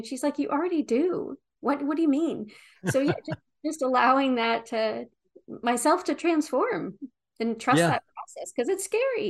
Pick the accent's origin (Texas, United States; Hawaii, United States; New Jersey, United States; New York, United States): New Jersey, United States; You know, I grew up in South Jersey. You know, I had a mouth like a sailor.